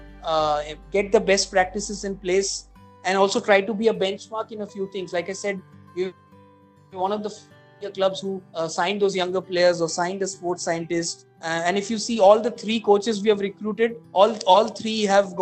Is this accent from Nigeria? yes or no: no; Kolkata, West Bengal, India; moved away; I come from Calcutta